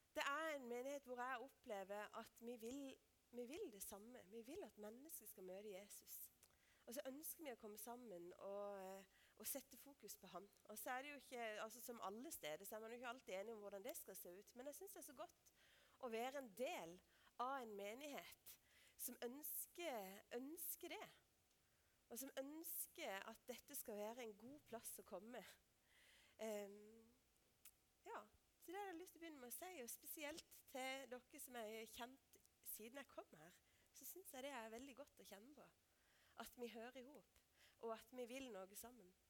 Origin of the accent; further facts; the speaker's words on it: Lista, Agder, Norway; moved away; jeg kommer fra Lister, for det er sant